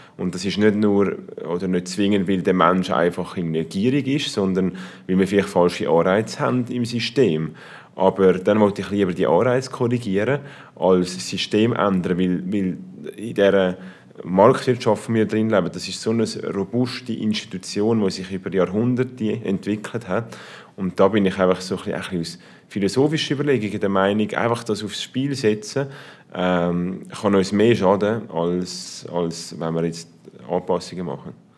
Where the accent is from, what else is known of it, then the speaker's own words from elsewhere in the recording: Switzerland; in der Schweiz